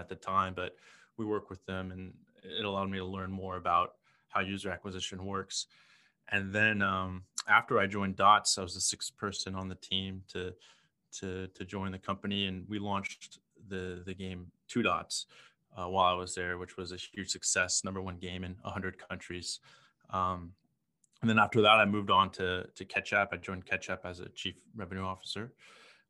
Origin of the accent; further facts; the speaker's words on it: Houston, Texas, United States; also born or lived in San Francisco / New York; now in Ho Chi Minh City, Vietnam; I was born in Houston.